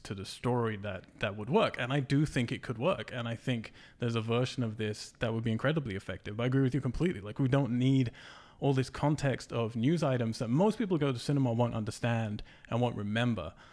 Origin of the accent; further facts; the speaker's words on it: England, United Kingdom; I'm English